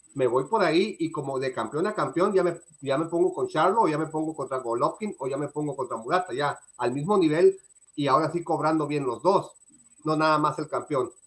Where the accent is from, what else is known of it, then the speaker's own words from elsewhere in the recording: Mexico; a mí como mexicano